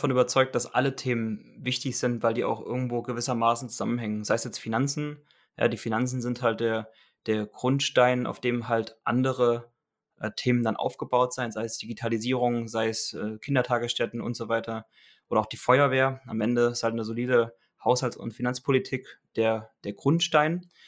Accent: Kassel, Hesse, Germany; Ich komme aus der Region Kassel.

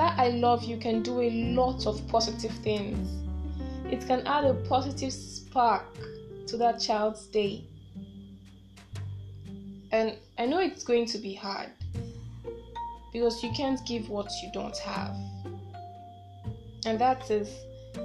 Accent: Nigeria; I am a Nigerian

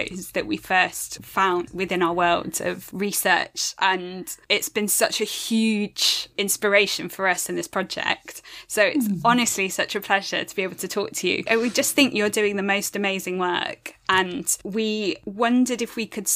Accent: United Kingdom

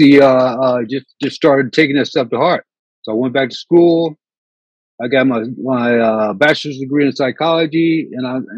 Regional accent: Indiana, United States; also born or lived in California; now in San Francisco, United States; I'm from Indiana. I have no family out here

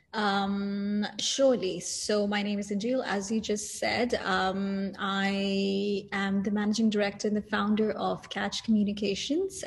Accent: Saudi Arabia; moved away as an adult; also born or lived in India (parents); now in Dubai, United Arab Emirates; I was born and raised in Saudi Arabia.

